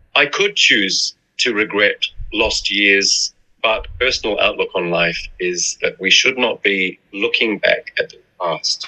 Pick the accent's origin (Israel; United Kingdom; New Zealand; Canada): New Zealand; moved away as an adult; also born or lived in Milan; I was in in New Zealand, which is my home country